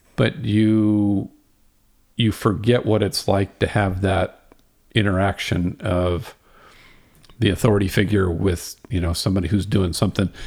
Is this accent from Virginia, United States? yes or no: no; Houston, Texas, United States; I grew up in Houston and I was probably ten or twelve years old